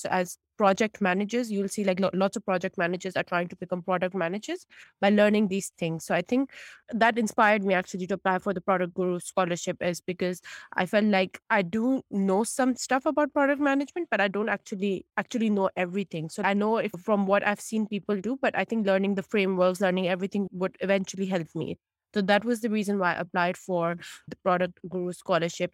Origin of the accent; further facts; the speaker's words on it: Pakistan; moved away as an adult; also born or lived in United States; now in United Kingdom; originally I'm from Pakistan and I come from a South Asian background